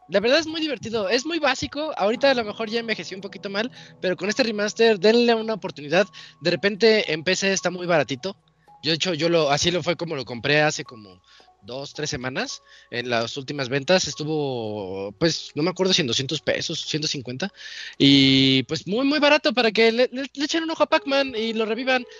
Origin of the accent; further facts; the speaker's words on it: Mexico; como mexicano